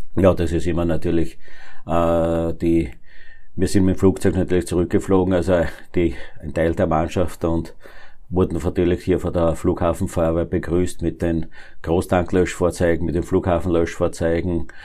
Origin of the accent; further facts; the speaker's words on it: Neunkirchen District, Lower Austria, Austria; Ich komme aus dem Bezirk Neunkirchen